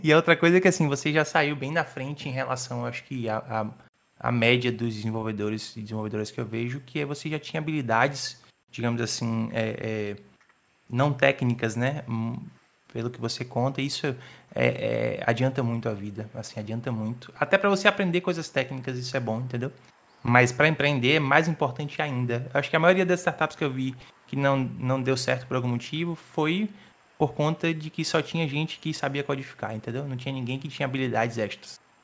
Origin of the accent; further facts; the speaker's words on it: Salvador, Bahia, Brazil; sou de Salvador, nasci em Salvador